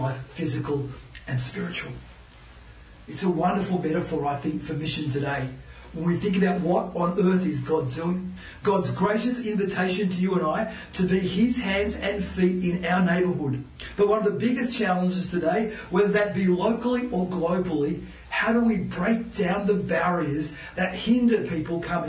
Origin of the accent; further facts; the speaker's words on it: Newcastle, New South Wales, Australia; my days growing up in North Lambton in Newcastle